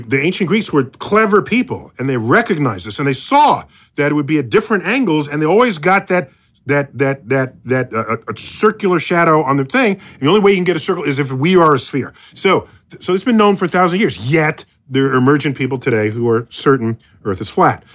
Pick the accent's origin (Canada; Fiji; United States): United States; I'm as an American